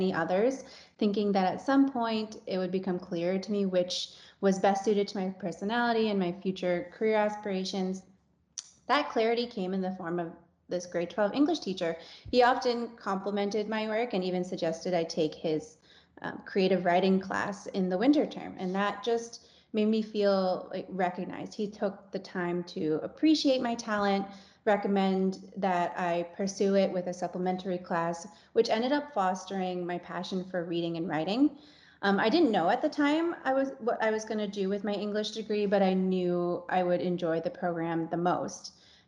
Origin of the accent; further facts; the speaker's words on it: Stoney Creek, Ontario, Canada; also born or lived in Niagara Region; I grew up in Stony Creek